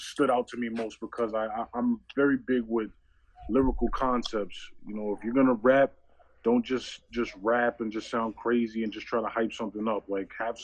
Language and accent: English; New York City, New York, United States; moved away; I'm originally from New York City